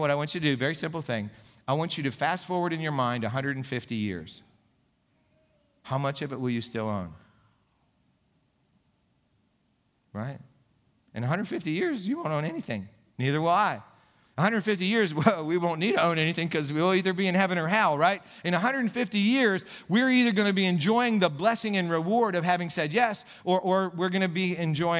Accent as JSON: {"language": "English", "town": "Gipsy", "region": "Pennsylvania", "country": "United States", "tie": "born or raised there", "lives_now": "Saxonburg, United States", "said": "when I was a little kid growing up in Gypsy, Pennsylvania"}